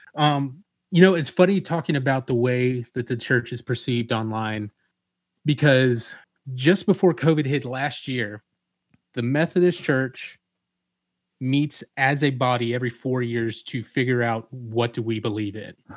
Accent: Atlanta, Georgia, United States; moved away as an adult; also born or lived in Savannah, Georgia; now in Macon, United States; I grew up in Atlanta

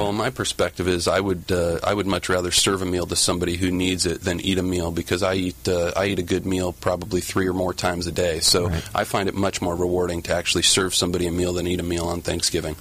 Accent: Orange County, Southern California, United States; also born or lived in Washington, D.C.; I'm practicing in Orange County where I grew up

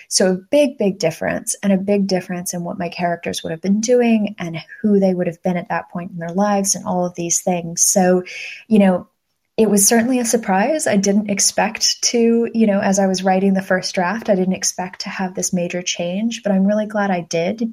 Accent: United States; moved away as an adult; now in United Kingdom; somebody who is raised in the United States, but is personally is living in Britain

